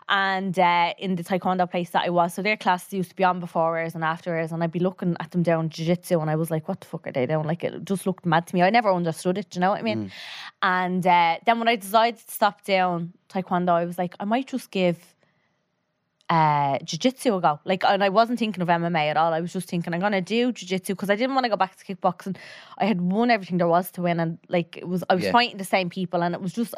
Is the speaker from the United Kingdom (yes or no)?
no; Tallaght, Leinster, Ireland; So I was born and raised in Talla. My man and dad were as well.